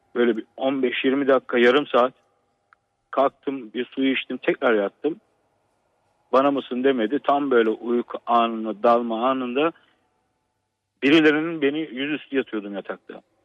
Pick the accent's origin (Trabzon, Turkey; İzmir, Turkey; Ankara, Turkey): Trabzon, Turkey; aslen Trabzonluyum.